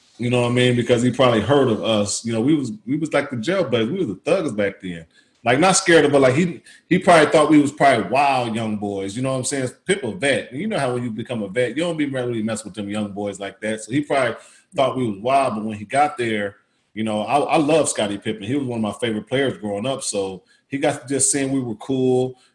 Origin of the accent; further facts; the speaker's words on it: Indiana, United States; I'm from Indiana.